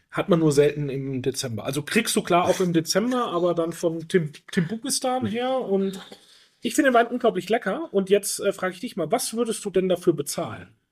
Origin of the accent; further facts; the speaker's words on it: Franconia, Bavaria, Germany; ich komme traditionell auch eher aus der Brühe-Ecke als Franke